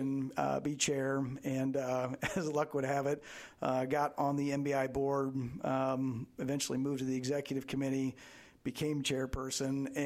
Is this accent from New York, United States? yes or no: no; Marengo, Iowa, United States; also born or lived in Des Moines, Iowa; growing up in God's country, Marengo, Iowa, and growing up in a small town